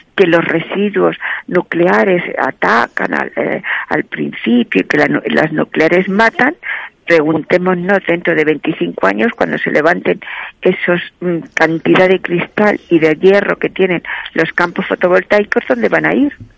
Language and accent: Spanish; Castilla-La Mancha, Spain; en mi tierra, en Castilla, La Mancha